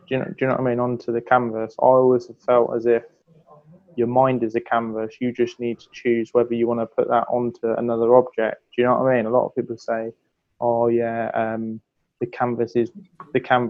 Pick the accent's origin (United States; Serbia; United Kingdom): United Kingdom; Milton Keynes, South East England; I'm an artist from Milton Keynes in the United Kingdom.